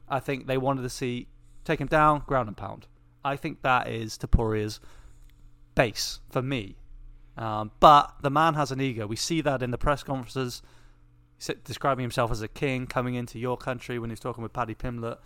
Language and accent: English; England, United Kingdom; We are English